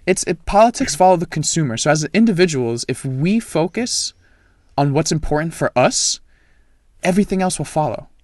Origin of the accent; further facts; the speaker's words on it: France; now in United States; I am from France. My whole family lives there.